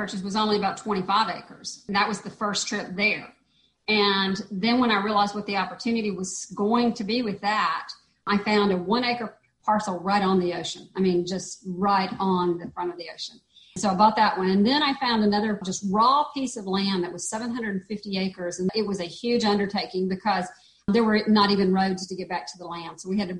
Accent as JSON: {"language": "English", "region": "Georgia", "country": "United States", "moved": "as an adult", "lives_now": "Panama", "said": "my home state in Georgia"}